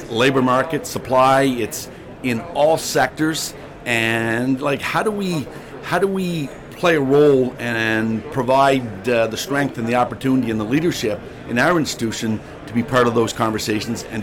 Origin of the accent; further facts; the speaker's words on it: Charlottetown, Prince Edward Island, Canada; I'm born and raised in Charlottetown